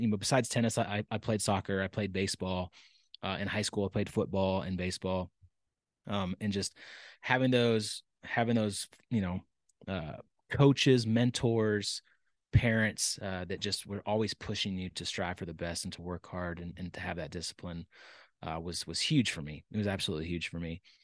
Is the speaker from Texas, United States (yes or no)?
yes; Dallas, Texas, United States; I was born and raised in Texas. Um, pr-, proud Texan. Um, but, uh, I, I, I was born in Dallas and, uh, grew up there